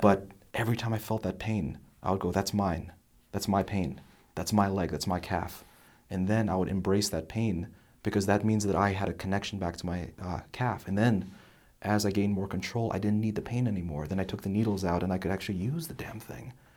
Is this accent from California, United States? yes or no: no; New Jersey, United States; now in Texas, United States; I'm from New Jersey